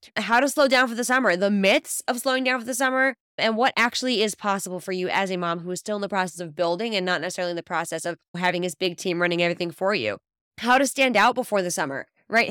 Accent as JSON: {"language": "English", "region": "New York", "country": "United States", "moved": "yes", "lives_now": "Israel", "said": "I'm originally from New York, but I live in Israel now"}